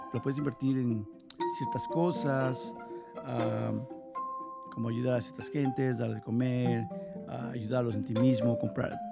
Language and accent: Spanish; Mexico; Yo soy de México